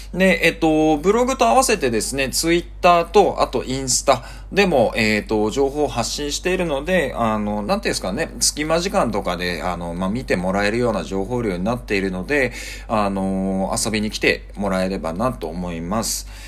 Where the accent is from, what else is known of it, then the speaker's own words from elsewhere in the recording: Kyushu, Japan; moved away as an adult; also born or lived in Tokyo / Singapore; now in Bangkok, Thailand; 日本のあの、まあ、九州で生まれて